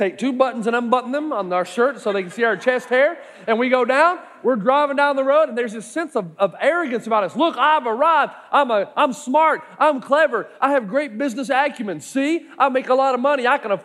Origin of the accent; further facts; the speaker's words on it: East Tennessee, United States; I'm from East Tennessee